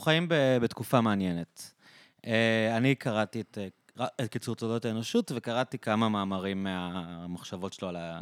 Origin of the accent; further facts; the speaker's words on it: Israel; אנחנו ישראלים